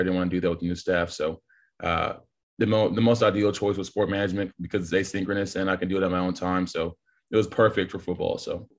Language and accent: English; Texas, United States; I was born and raised in Texas